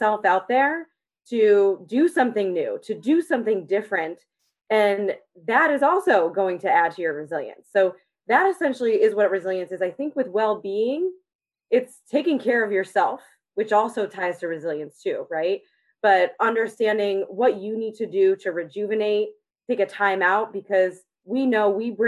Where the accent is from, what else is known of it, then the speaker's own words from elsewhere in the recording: Connecticut, United States; moved away as an adult; also born or lived in Kentucky; I am originally from Connecticut